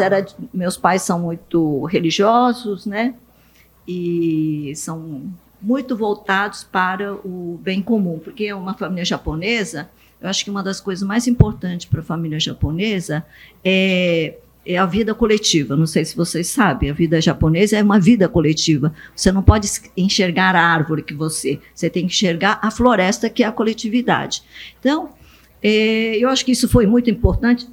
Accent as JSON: {"language": "Portuguese", "town": "Bastos", "region": "São Paulo", "country": "Brazil", "tie": "born or raised there", "also_born_or_lived": "Japan", "second_language": "Portuguese", "said": "fomos para Bastos, e eu vi naquele momento, eu tinha sete anos, que meus pais não entendiam português"}